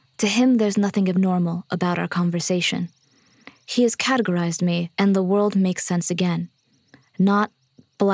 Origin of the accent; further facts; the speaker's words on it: Miami, Florida, United States; also born or lived in Eritrea (family); I tell him Miami.